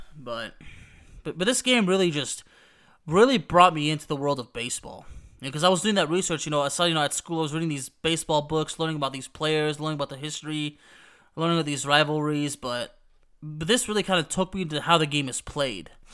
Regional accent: Dallas, Texas, United States; a kid, you know, growing up in the Dallas-Fort Worth area

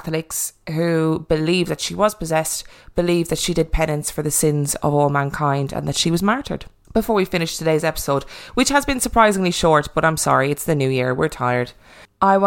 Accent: Ireland; accent: Irish; my lovely Irish accent.

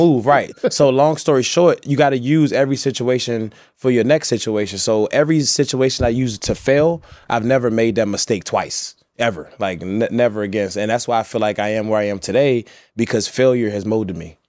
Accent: Washington, District of Columbia, United States; I grew up in D.C., but I grew up in the roughest neighborhoods

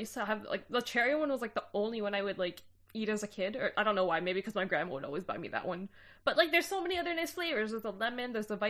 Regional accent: Canada; as a Canadian

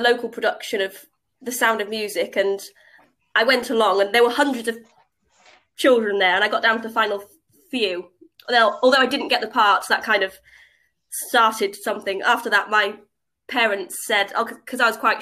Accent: Cleethorpes, Yorkshire and the Humber, United Kingdom; now in Cambridge, United Kingdom; I'm originally from Cleethorpes on the East Coast, a seaside town.

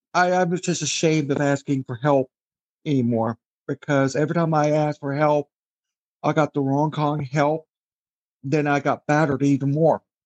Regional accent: Wichita, Kansas, United States; also born or lived in Scotland; Was born in Scotland, but raised in the United States, Wichita, Kansas

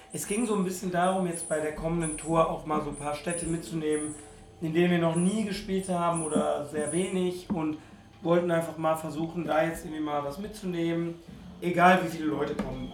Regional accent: Ruhr area, North Rhine-Westphalia, Germany; Ich bin ganz toll aufgewachsen im Ruhrgebiet

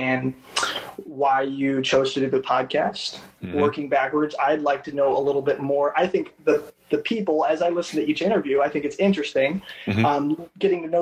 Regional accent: Bourbonnais, Illinois, United States; I was born and raised in Bourbonnais, Illinois

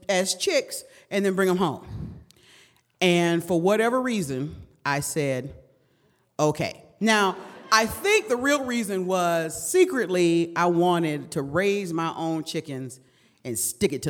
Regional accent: Detroit, Michigan, United States; I was raised in Detroit in the 70s and the 80s when it mattered

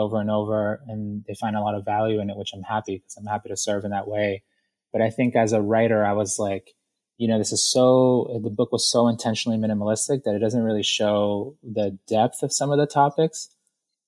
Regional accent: Boston, Massachusetts, United States; also born or lived in Guayaquil, Ecuador; I was born in Guayaquil, Ecuador, in South America, and we emigrated to Boston. And so I got to Boston when I was about 4 years old.

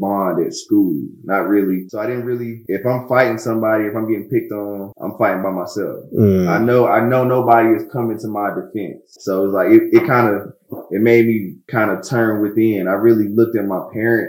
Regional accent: Durham, North Carolina, United States; I'm from Durham, North Carolina

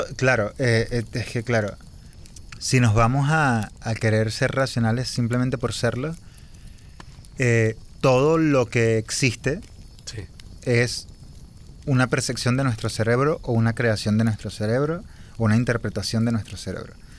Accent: Venezuela; born or raised there

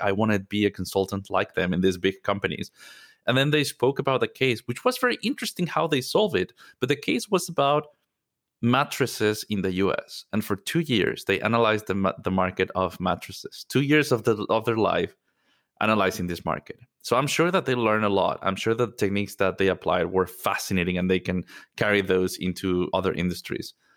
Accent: Mexico City, Mexico; moved away as an adult; I'm originally from Mexico. Mexico City is home for me.

